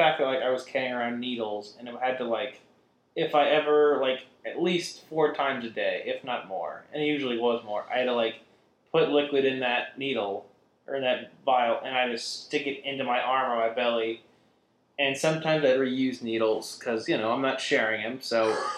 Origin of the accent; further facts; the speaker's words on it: Midwest, United States; I'm from the Midwest, mind you.